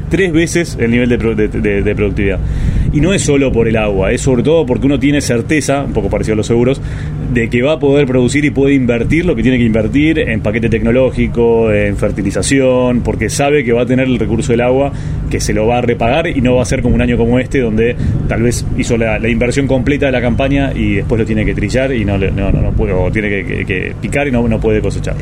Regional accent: Argentina; como campo argentino

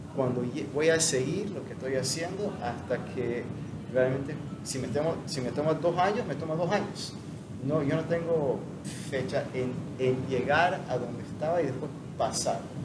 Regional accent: United States; moved away as an adult; now in Panama; soy gringo

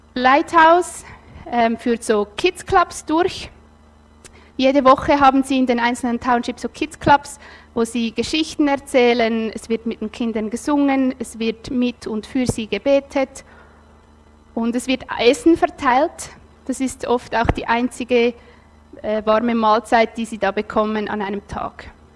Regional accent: Nidwalden, Switzerland; ich bin in Nidwalden aufgewachsen

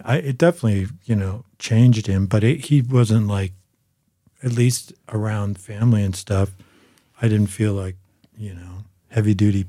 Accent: Boulder, Colorado, United States; I grew up in Boulder.

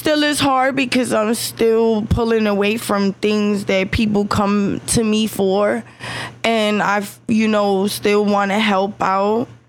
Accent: New York City, New York, United States; moved away as an adult; also born or lived in Lower East Side, Manhattan / Queens / Bronx / Staten Island; now in Central Florida, United States; I was raised in Sheepshead Bay, Flatbush, Brooklyn. You know, that was my teenage years. And then my adult years, I was in Queens. And then I moved to the Bronx, Mont Ave.

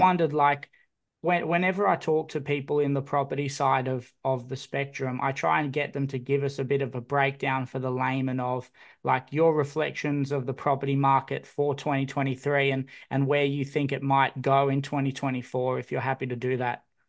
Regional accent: Newcastle, New South Wales, Australia; I grew up in Newcastle

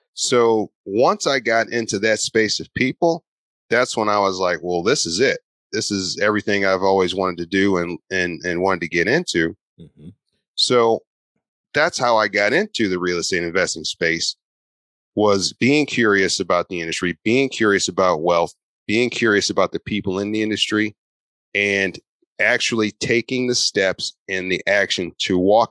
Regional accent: St. Louis, Missouri, United States; I'm from St. Louis, and St. Louis is one of the hottest real estate investing markets in the country

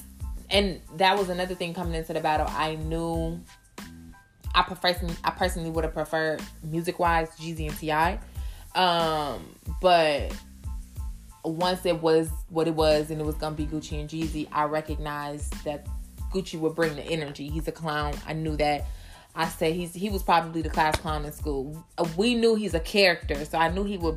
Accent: Midwest, United States; I'm from the Midwest

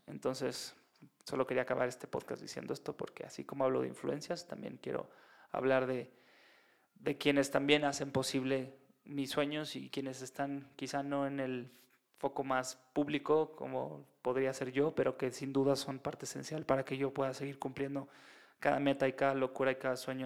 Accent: Mexico; es en la Ciudad de México

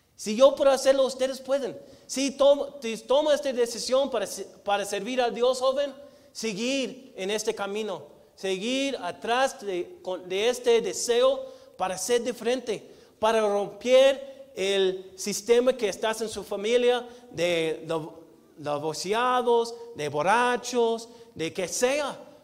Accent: United States; Spanish is a second language; moved away as an adult; now in Mexico; como gringo

